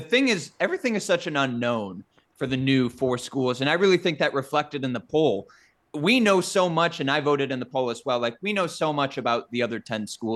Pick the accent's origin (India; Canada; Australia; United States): United States; Midwest; as a Midwesterner